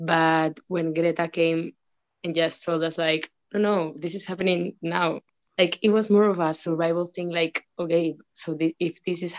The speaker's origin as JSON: {"language": "English", "town": "San Sebastián", "region": "Basque Country", "country": "Spain", "tie": "born or raised there", "also_born_or_lived": "Burgos", "said": "I was born in Donostia, but I would go to a village in Burgos that didn't have any electricity."}